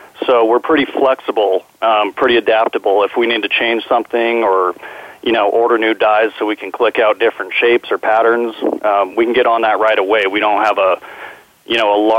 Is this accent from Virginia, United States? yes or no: no; San Diego, California, United States; also born or lived in Albuquerque, New Mexico; I grew up in San Diego. I was born in Albuquerque